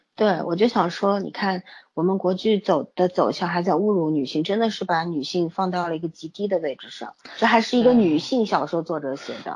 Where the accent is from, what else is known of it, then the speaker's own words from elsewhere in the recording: Shanghai, China; 我们上海人